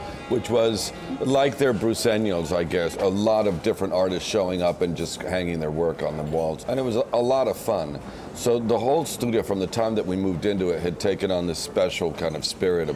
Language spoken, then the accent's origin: English; Mexico City, Mexico; first language Spanish; English is a second language; also born or lived in Brownsville, Texas; now in New York, United States; I grew up in Mexico City.